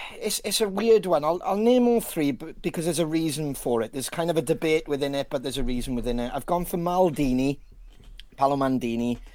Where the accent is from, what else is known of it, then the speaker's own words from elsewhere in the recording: Wales, United Kingdom; as a Welshman